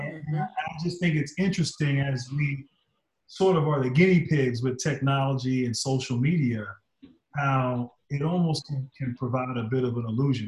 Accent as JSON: {"language": "English", "town": "Reston", "region": "Virginia", "country": "United States", "said": "I'm from Virginia"}